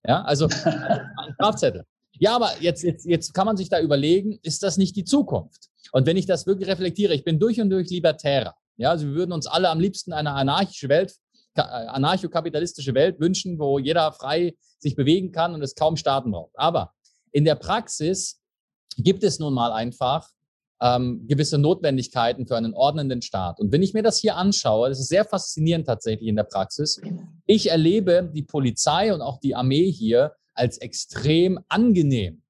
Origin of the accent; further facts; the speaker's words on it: Berlin, Germany; moved away as an adult; also born or lived in Switzerland; now in Dubai, United Arab Emirates; gebürtiger Deutscher, Berliner, wohne seit acht Jahren in der Schweiz, jetzt seit drei Jahren auch in den Emiraten, in Dubai